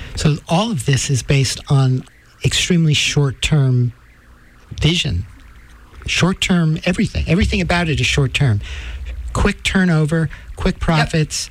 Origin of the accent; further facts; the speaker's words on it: New York City, New York, United States; I'm from Manhattan